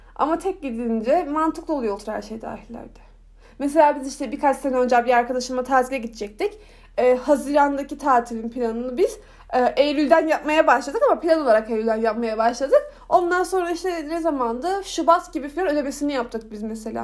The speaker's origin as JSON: {"language": "Turkish", "country": "Turkey", "said": "bana nerelisin diye soruyor. İşte ben diyorum ki Türkiye yazıyorum"}